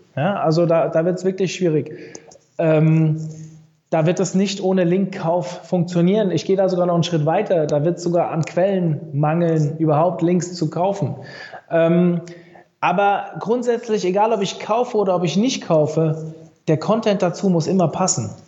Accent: Frankfurt, Hesse, Germany; Ich war früher natürlich als Frankfurter oder Umkreis Frankfurter Eintracht-Fan

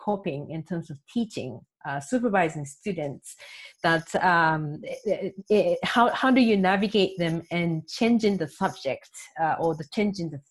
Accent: Japan; also born or lived in Tokyo; I'm from Japan. I'm based in Tokyo.

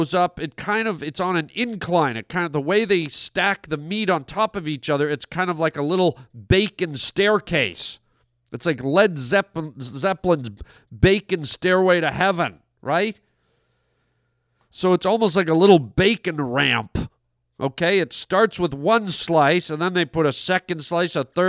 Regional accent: Toronto, Ontario, Canada; moved away as an adult; now in Los Angeles, United States; when I grew up, there was not a big Spanish population in Toronto, Canada

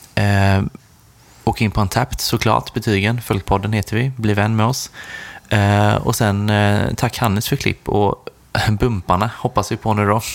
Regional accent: Sweden; Som svensk

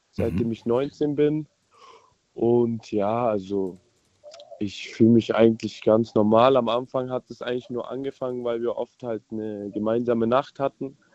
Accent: Spaichingen, Baden-Württemberg, Germany; ich bin aus Speichingen.

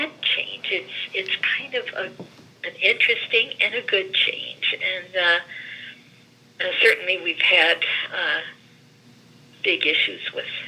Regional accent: Gary, Indiana, United States; first language Greek; English is a second language; now in Greensburg, United States; I was born and raised in Gary, where the lifeblood of that area is the steel industry

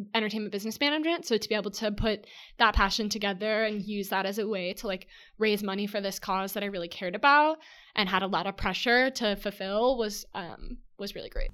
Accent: San Diego, California, United States; my hometown, San Diego

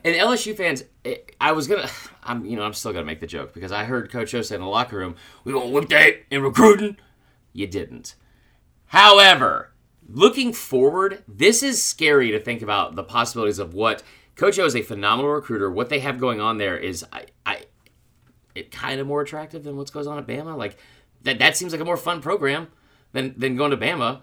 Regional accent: Atlanta, Georgia, United States; my, my hometown team

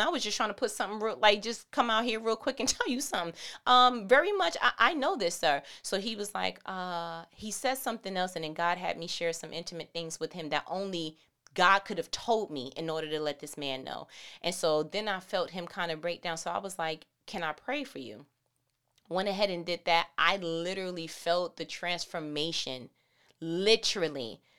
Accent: New York, United States; I'm from New York

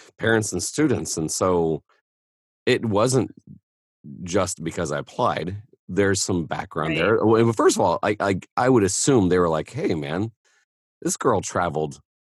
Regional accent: Central Indiana, United States; I'm from Central Indiana

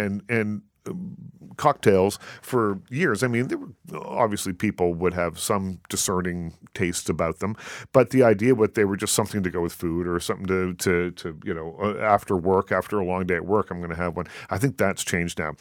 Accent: Nova Scotia, Canada; moved away; I'm from Nova Scotia originally

